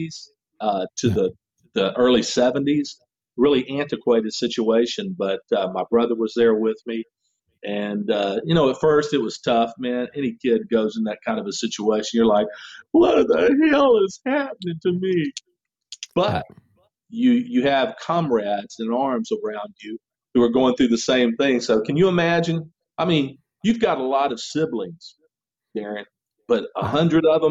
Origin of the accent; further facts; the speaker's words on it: Memphis, Tennessee, United States; moved away as an adult; also born or lived in Arkansas / Florida; I was born and raised in Memphis, Tennessee